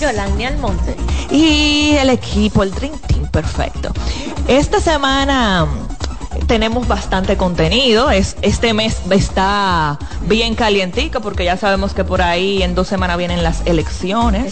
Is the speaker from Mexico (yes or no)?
no; Dominican Republic; somos los dominicanos